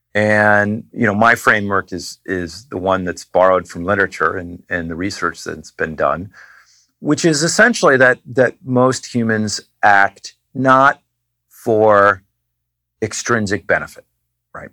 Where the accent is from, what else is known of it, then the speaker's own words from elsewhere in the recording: New Hampshire, United States; I grew up in New Hampshire